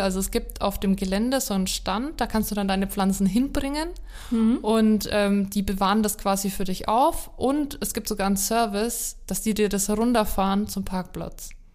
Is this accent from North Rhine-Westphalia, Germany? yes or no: no; Haßberge, Bavaria, Germany; über meine Heimat gesprochen haben, über die Hassberge